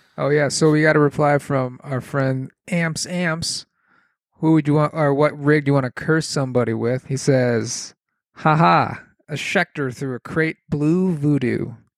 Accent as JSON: {"language": "English", "region": "New England", "country": "United States", "said": "I'm from New England."}